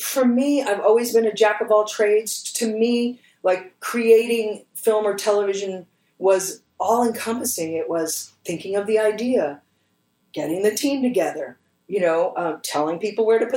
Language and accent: English; Austin, Texas, United States; I am from Austin. I went to the University of Texas at Austin.